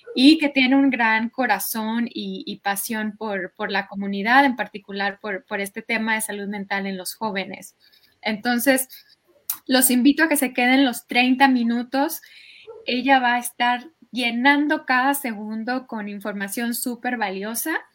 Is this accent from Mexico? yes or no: yes; Mexico; moved away as an adult; now in United States; yo crecí en México